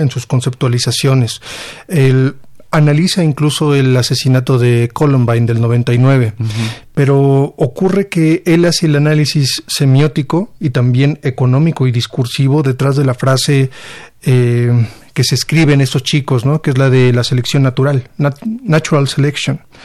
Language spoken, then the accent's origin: Spanish; Mexico; como editor mexicano